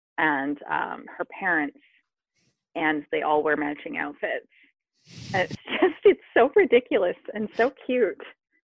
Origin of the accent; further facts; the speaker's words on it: Japan; born there; I was born in Japan, and he was made in Japan